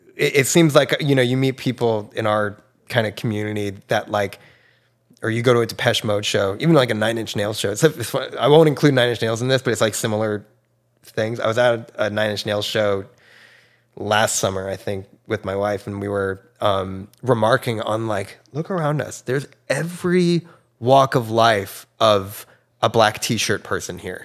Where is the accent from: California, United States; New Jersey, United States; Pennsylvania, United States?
New Jersey, United States; Red Bank, um, which is a town over from where I grew up in New Jersey